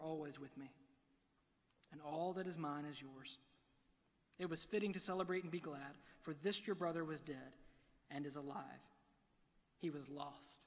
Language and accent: English; Alabama, United States; I'm from Alabama